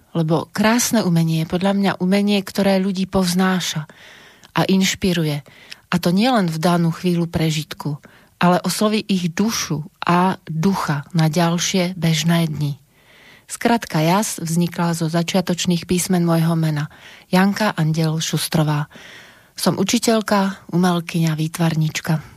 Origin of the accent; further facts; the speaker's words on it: Banská Bystrica, Banská Bystrica Region, Slovakia; moved away as an adult; also born or lived in Prague, Czech Republic / Cheb, Czech Republic; sa narodila v Banskej Bystrici v roku 1963 a moja maminka objavila moje nadanie, takže ma zapísala do, základnú umelec, do základnej umeleckej školy, vtedy sa to volalo Ľudová škola umenia v Banskej Bystrici